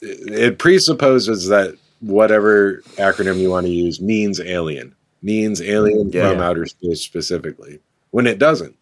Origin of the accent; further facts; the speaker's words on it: United States; my home country